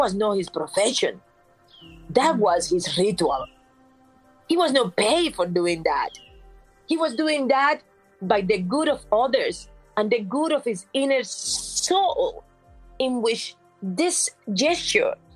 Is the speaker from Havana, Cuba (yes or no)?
no; La Vega, Matanzas, Cuba; moved away as an adult; now in United States; Growing up in Cuba, in the town of La Vega, in the municipality of Manguito, in the region of Colón, and then in the province of Matanzas